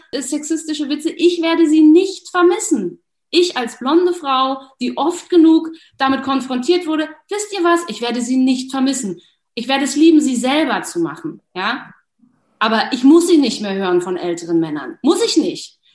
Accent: Berlin, Germany; ich komme aus Berlin

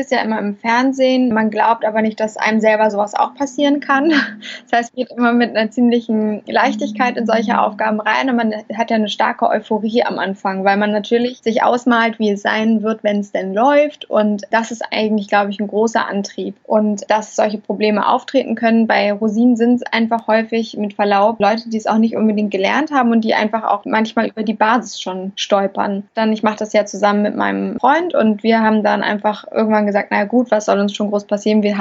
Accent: Hamburg, Germany; Ja, also ich bin … Ich komme aus Hamburg, betreibe dort ein Restaurant seit jetzt beinahe vier Jahren

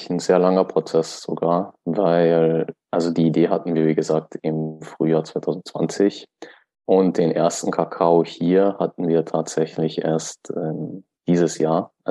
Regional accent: Austria; Weil wenn du bei uns zum Beispiel in Österreich, also ich komme aus Österreich

